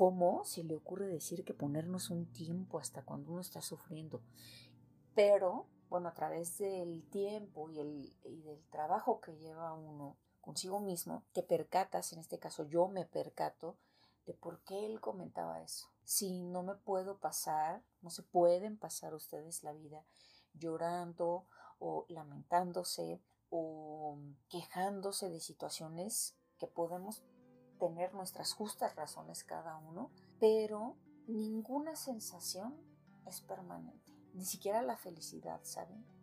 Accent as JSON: {"language": "Spanish", "country": "Mexico", "said": "somos mexicanos chingones."}